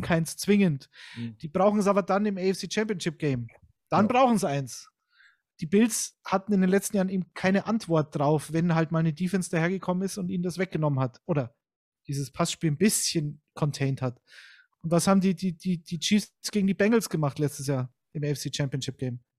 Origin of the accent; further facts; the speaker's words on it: Munich, Bavaria, Germany; ich bin zwar aus Bayern und gebürtiger Münchner